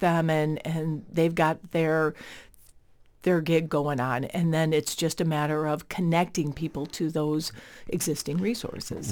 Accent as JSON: {"language": "English", "town": "Chicago", "region": "Illinois", "country": "United States", "moved": "as an adult", "lives_now": "Winona, United States", "said": "I'm originally from Chicago"}